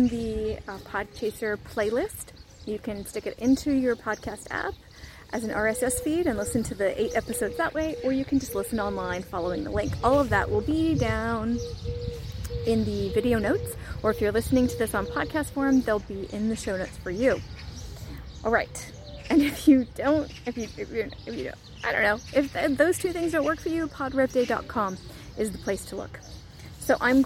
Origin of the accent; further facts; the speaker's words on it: United States; moved away as an adult; now in Albania; I'm an American who's living overseas